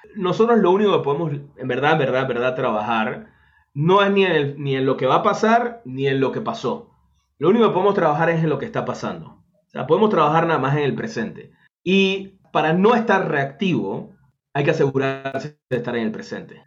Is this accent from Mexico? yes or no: no; Panama; en Panamá, en mi país